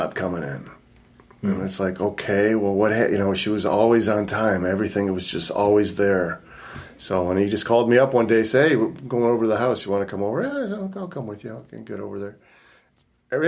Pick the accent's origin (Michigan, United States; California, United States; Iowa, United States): Michigan, United States; Livonia; also born or lived in Highland Park, Michigan / Taylor, Michigan / Redford, Michigan; I grew up in Livonia. That's where he finally settled down. 13 years in Livonia, went to Bentley